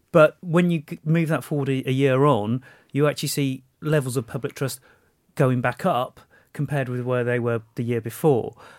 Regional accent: Walsall, West Midlands, United Kingdom; in Walsall, my hometown

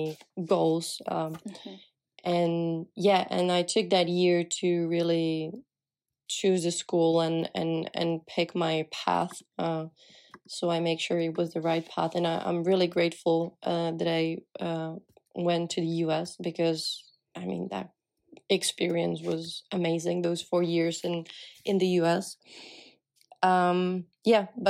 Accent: Czechia; English is a second language; moved away as an adult; as I was from Czech

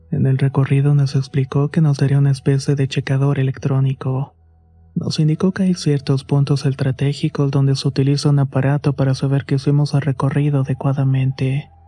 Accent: Chimalhuacán, State of Mexico, Mexico; soy del municipio de Chamalhuacán en el Estado de México.

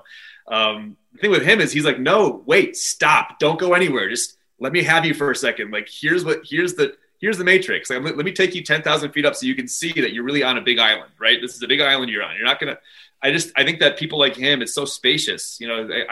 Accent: Brookfield, Connecticut, United States; moved away as an adult; also born or lived in Albany, New York; I'm from the Danbury area. So southwestern Connecticut, a little town called Brookfield

